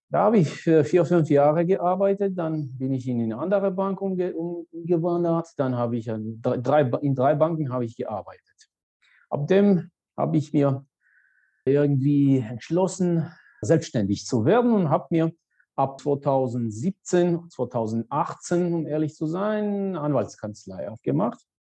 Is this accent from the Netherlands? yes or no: no; Georgia; German is a second language; moved away as an adult; also born or lived in Saarbrücken, Germany / Münster, Germany; gebürtige Georgier